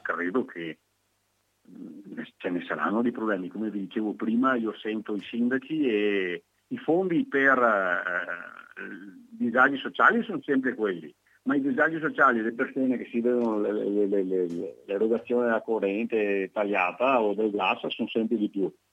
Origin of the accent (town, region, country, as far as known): Veneto, Italy